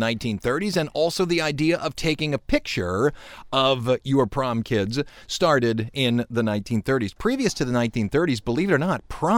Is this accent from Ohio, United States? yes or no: yes; Cleveland, Ohio, United States; We're from Cleveland